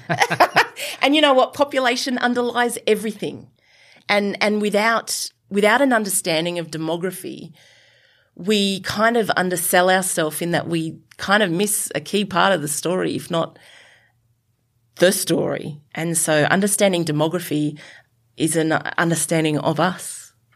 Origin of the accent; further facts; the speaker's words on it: Sydney, New South Wales, Australia; I'm a yobbo from Western, the Western suburbs of Sydney who went to Mount Druitt Tafe